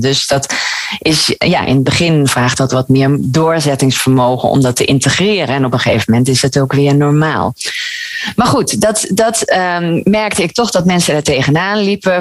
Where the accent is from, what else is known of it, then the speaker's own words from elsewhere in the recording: Gouda, South Holland, Netherlands; now in Maastricht, Netherlands; ik kom oorspronkelijk uit, uh, uit Gouda.